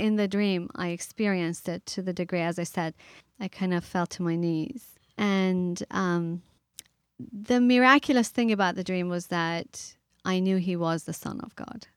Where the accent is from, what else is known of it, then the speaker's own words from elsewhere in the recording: Iran; moved away; I grew up in the Middle East, I grew up in Iran